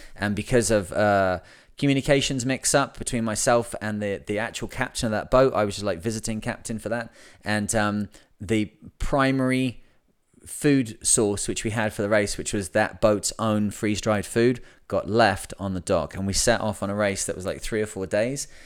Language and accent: English; England, United Kingdom; I'm English